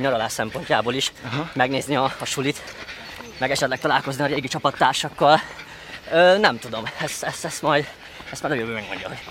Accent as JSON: {"language": "Hungarian", "country": "Hungary", "tie": "born or raised there", "also_born_or_lived": "United States", "said": "nekem ilyen közép-kelet-európai vagy magyar fejjel teljesen más kultúrában nevelkedtem, mint az amerikaiak"}